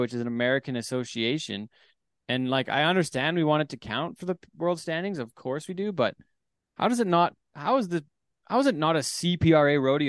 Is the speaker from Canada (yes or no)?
yes; Canada; I want to qualify through Canada and get a leg up from being Canadian and going to the Canadian rodeos and going and competing at a Canadian rodeo, right?